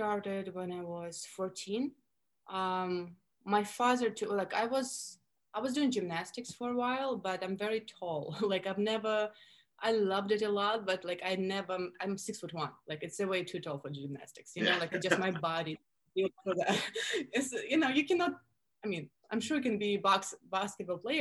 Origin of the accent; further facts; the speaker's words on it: Russia; accent: Russian; English is a second language; moved away as an adult; now in Miami, United States; I grew up in Russia, born and raised. I moved to the States when I was 21.